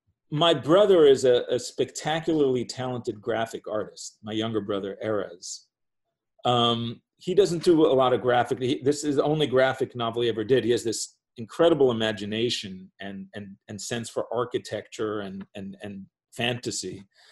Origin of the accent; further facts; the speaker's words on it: New York City, New York, United States; also born or lived in Paris; And I grew up in New York.